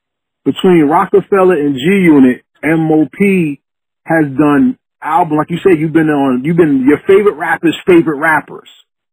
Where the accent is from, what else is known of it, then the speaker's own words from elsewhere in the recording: New Jersey, United States; I'm from Jersey